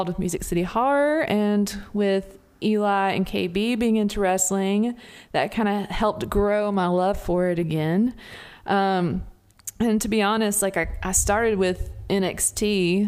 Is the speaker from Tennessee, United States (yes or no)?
yes; Jackson, Tennessee, United States; I am from Jackson, Tennessee.